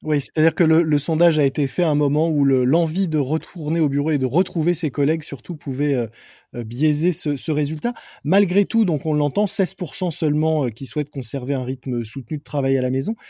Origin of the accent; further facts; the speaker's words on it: France; on est plutôt bien placé en tant que Français